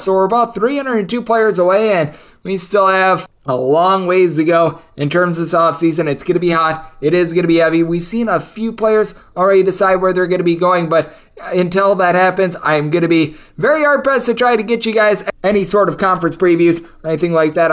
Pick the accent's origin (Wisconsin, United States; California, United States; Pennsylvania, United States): Wisconsin, United States; my school that I come from, from my home state of Wisconsin